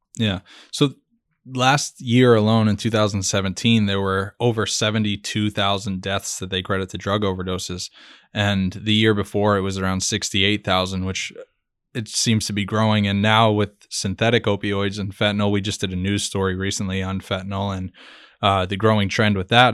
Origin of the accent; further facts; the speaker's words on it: Fall River, Massachusetts, United States; my hometown of Fall River, Massachusetts